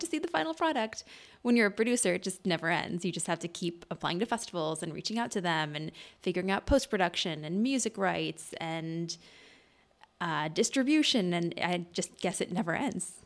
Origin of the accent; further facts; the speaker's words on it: Madison, Wisconsin, United States; There's this group in Madison, which is where I'm from, in Wisconsin